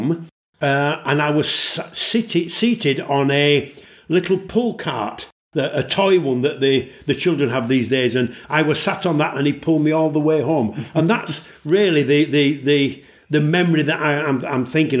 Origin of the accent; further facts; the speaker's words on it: Leeds, Yorkshire and the Humber, United Kingdom; moved away as an adult; I originate from Yorkshire, just outside Leeds, and that's where I was born